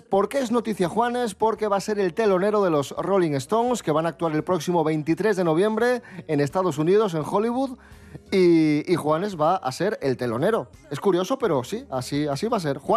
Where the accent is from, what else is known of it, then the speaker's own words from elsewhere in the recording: León, Castile and León, Spain; me compro Funcos. soy de León